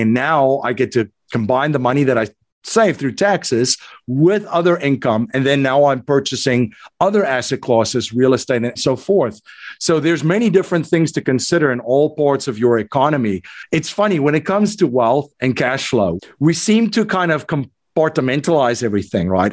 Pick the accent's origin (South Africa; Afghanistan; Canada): South Africa; accent: South African; moved away as an adult; now in United States; I'm originally from South Africa. So, that's hence the South African. the South African accent. I came to the United States in 2001